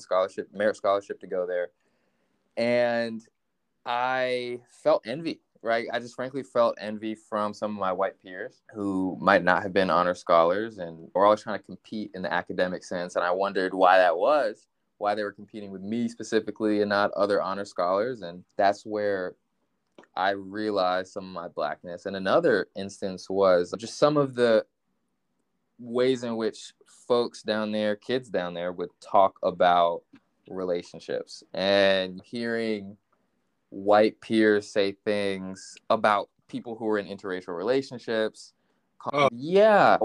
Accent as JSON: {"language": "English", "town": "Richmond", "region": "Virginia", "country": "United States", "tie": "born or raised there", "also_born_or_lived": "Washington, D.C.", "said": "I was born in Washington, D.C., but grew up in Richmond, Virginia, before then moving to Northern Virginia"}